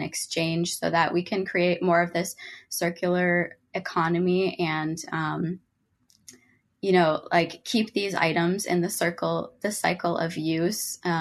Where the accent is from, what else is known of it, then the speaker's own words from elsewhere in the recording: Rochester, Minnesota, United States; I'm from Rochester, Minnesota.